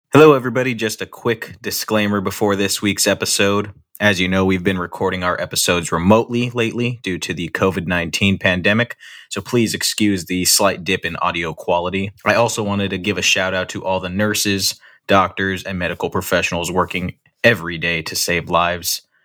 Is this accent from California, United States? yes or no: yes; Pomona, California, United States; also born or lived in Michigan; I grew up in Pomona, which right next to Montclair